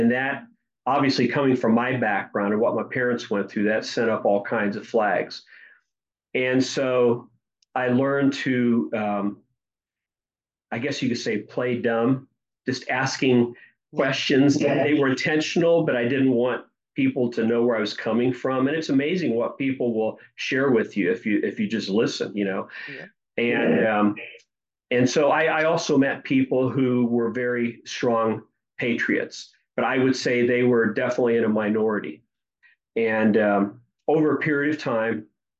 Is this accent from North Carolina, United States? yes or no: no; Dayton, Ohio, United States; I was born here in the States in Dayton, Ohio